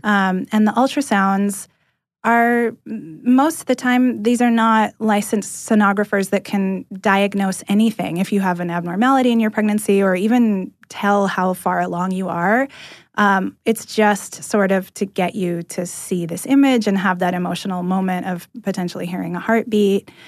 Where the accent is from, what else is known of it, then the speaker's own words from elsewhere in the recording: California, United States; moved away as an adult; now in Atlanta, United States; I'm from California originally